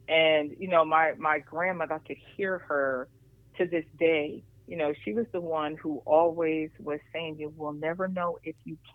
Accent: Harrisburg, Pennsylvania, United States; lived in in the city of, of course, the capital city of Harrisburg, in a community where community really felt like community.

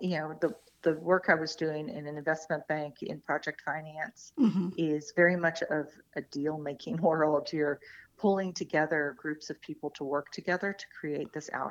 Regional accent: Atlanta, Georgia, United States; moved away as an adult; also born or lived in New York; I was born in Atlanta and, went to schools there, grew up

